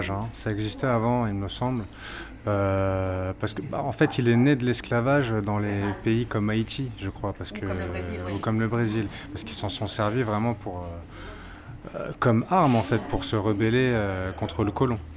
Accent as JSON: {"language": "French", "region": "Martinique", "country": "France", "said": "quand il me demande d'où je viens, parce qu'il pensait que j'étais béninois, je dis non, je viens de la Martinique."}